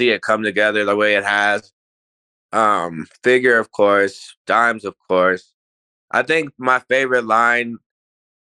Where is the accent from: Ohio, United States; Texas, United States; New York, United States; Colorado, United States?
Colorado, United States; Aurora; I was raised in Aurora